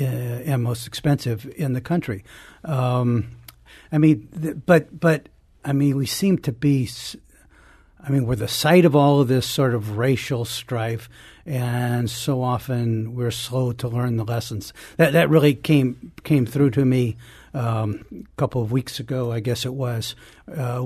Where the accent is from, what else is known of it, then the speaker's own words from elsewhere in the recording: St. Louis, Missouri, United States; I grew up in St. Louis, spent most of my life